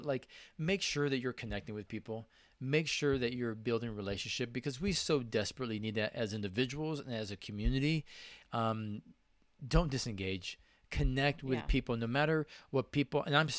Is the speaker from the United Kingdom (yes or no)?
no; Spain; I am Hispanic from Spain.